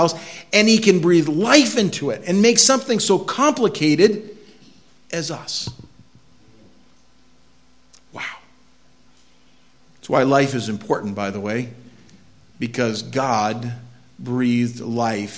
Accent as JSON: {"language": "English", "country": "United States", "said": "I'm an American"}